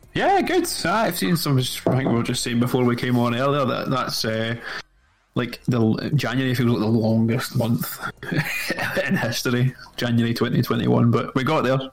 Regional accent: Scotland, United Kingdom; I'm from Scotland.

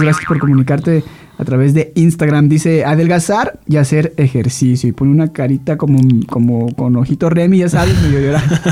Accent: Guadalajara, Jalisco, Mexico; Soy tapatío

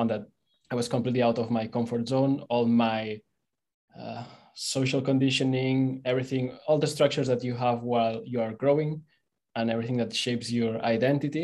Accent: Barcelona, Catalonia, Spain; English is a second language; moved away as an adult; I'm originally from Barcelona

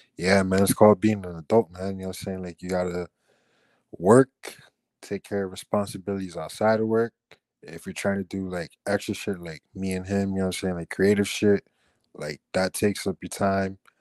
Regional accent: Miami, Florida, United States; accent: Chico Miami accent; I grew up in the Chico part of Miami

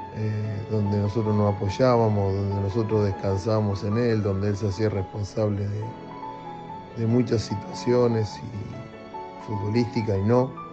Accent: Argentina

